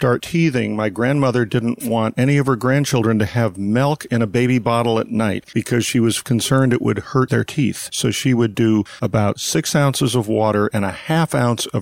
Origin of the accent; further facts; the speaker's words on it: St. Helena, California, United States; from the time I was 6 months old, of growing up literally 100 yards from the Charles Krug Winery